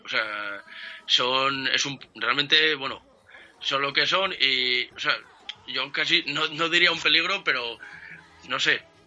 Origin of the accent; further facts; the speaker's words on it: Oviedo, Asturias, Spain; also born or lived in Cangas del Narcea / Tineo; Nací en Oviedo, pero soy medio Cajas Arcea, medio Talamundi, soy de Asturias.